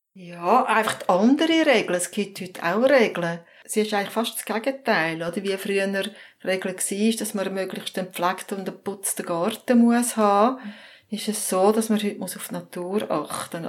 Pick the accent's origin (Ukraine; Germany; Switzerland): Switzerland; Zurich; Ich bin auch in Zürich aufgewachsen.